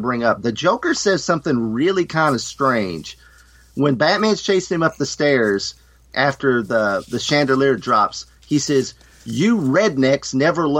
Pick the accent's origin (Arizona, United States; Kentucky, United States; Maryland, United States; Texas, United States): Kentucky, United States; I'm from Kentucky